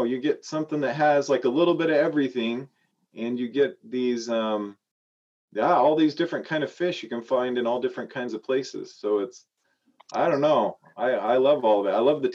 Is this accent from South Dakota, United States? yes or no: no; Idaho, United States; moved away as an adult; I grew up in Idaho